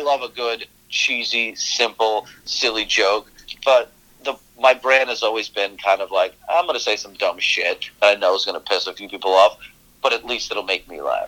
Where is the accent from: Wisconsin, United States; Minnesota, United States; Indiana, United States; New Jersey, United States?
New Jersey, United States; also born or lived in Moscow, Russia / Brooklyn, New York; grew up in Brooklyn for a few years, and my parents got like real jobs once they assimilated a little bit, learned the language, mm-hmm. and then I was raised in Jersey